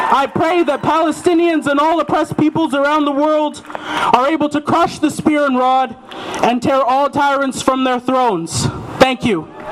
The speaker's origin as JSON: {"language": "English", "region": "northern Alberta", "country": "Canada", "tie": "born or raised there", "moved": "as an adult", "lives_now": "Victoria, Canada", "said": "I grew up in Treaty 8 territory, or northern Alberta, so called northern Alberta."}